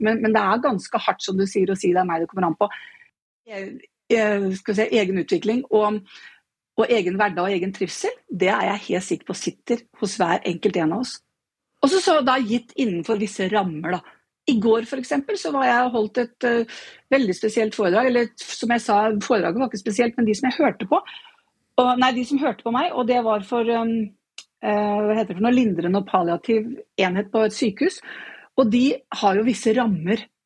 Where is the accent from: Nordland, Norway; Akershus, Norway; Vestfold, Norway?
Vestfold, Norway; Nøtterøy; Jeg er fra Nøtterøy